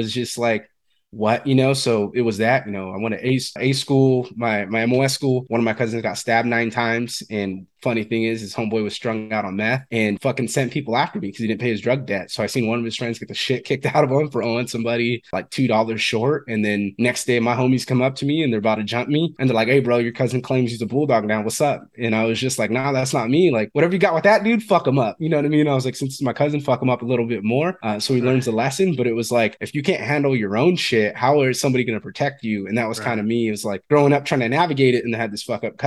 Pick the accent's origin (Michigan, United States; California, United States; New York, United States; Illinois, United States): California, United States; Fresno; I'm from Fresno, California.